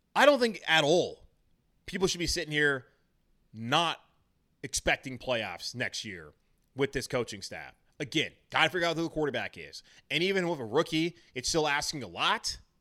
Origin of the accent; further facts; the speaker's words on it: United States; my hometown, from our team, the Carolina Panthers